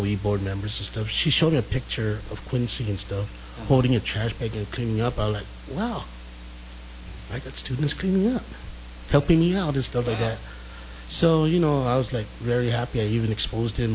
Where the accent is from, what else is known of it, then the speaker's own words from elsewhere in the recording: Santa Rita, Guam; moved away as an adult; now in Dededo, Guam; I'm originally from Santa Rita